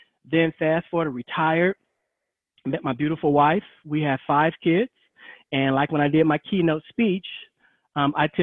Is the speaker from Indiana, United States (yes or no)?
yes; Gary, Indiana, United States; I'm from Gary, Indiana. Love my hometown.